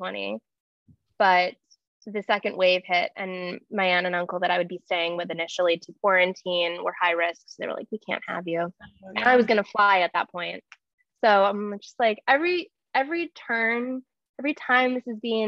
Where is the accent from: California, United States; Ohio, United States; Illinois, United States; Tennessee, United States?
Illinois, United States; Chicago; also born or lived in London; Chicago, where I have lived my entire life.